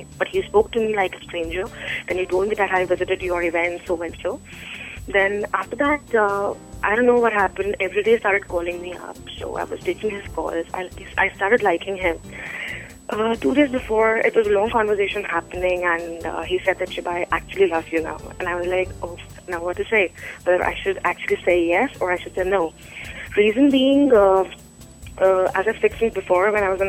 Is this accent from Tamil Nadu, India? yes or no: no; Delhi, India; I'm from Delhi